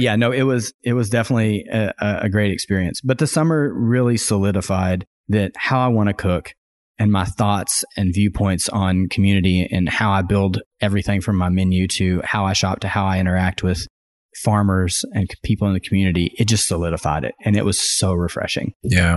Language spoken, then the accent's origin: English; Arkansas, United States; moved away as an adult; also born or lived in Rogers, Arkansas / Austin, Texas; now in Bentonville, United States; I grew up in Arkansas